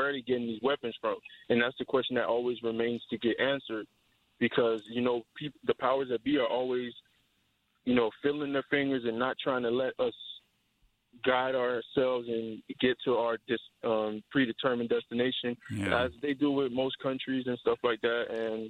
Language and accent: English; United States; I've been born and raised in America, but I've seen it from both sides as a U.S. citizen, as a Haitian descendant.